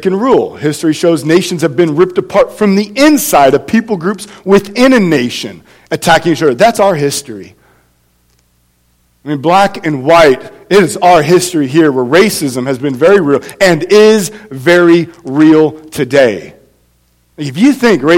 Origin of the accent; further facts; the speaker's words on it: California, United States; moved away; I am from California